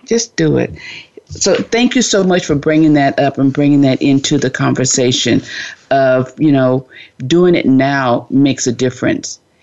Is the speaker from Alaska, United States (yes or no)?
no; Florida, United States; now in California, United States; I'm originally from Florida and I'm out in California all by myself